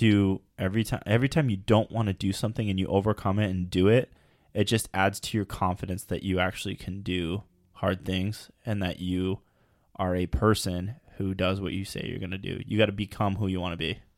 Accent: United States; we're American

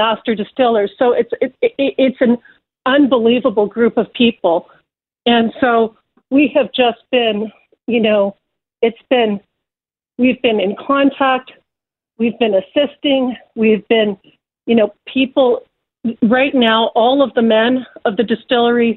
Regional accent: London, Ontario, Canada; So I was born in Canada, London, Ontario, first generation

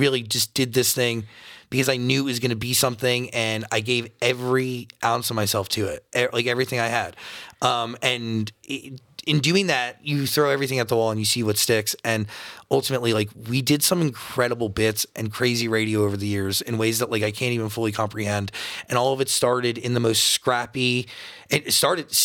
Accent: Wayne, New Jersey, United States; I'm from Wayne, New Jersey.

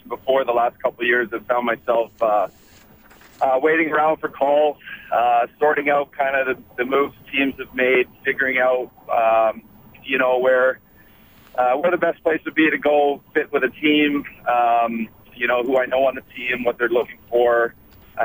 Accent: Fort McMurray, Alberta, Canada; as an Alberta kid, I grew up in Fort McMurray

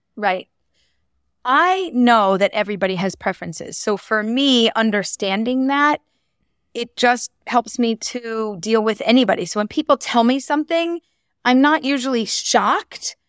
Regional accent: Philadelphia, Pennsylvania, United States; moved away as an adult; also born or lived in Bala Cynwyd; now in Israel; I was born and raised and lived in Philadelphia. I grew up there

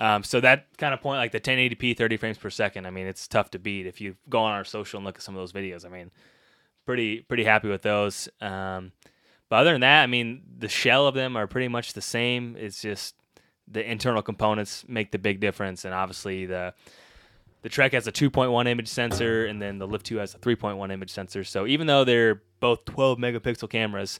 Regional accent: Illinois, United States; moved away; I am from Illinois. Originally not too far from here

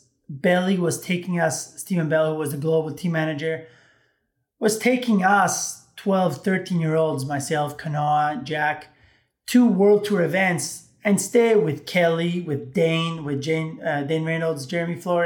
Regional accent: Rome, Lazio, Italy; Growing up in Italy

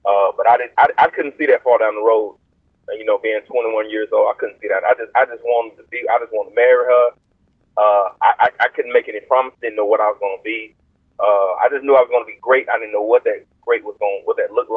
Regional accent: Leesburg, Alabama, United States; now in Rome, United States; I'm originally from Alabama, the great state of Alabama, the small town called Leesburg, Alabama

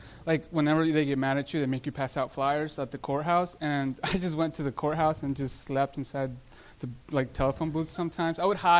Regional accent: Phoenix, Arizona, United States; now in Los Angeles, United States; No, I'm from Arizona. Phoenix, Arizona.

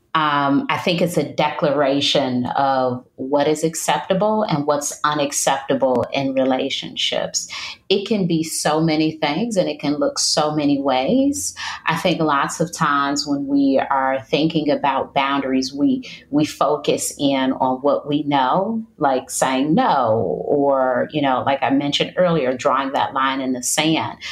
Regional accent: Detroit, Michigan, United States; moved away as an adult; now in North Carolina, United States; I'm from Detroit, Michigan, which is very cold, and I've moved to North Carolina, which is much warmer

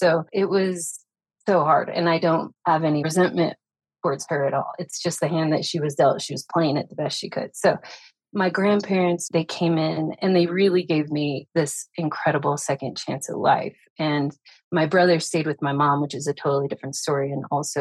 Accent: Farmington, New Mexico, United States; also born or lived in Las Vegas, Nevada; I'm from Northern Mexico, which is about 40 minutes from Durango, Colorado

